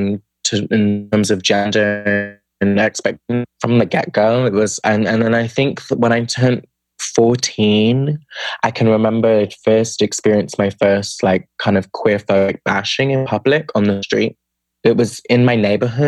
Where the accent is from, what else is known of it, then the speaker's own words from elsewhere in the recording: United Kingdom; moved away; I'm from the UK, from the accent. And I grew up outside of London in a smaller city, but in the suburbs of the city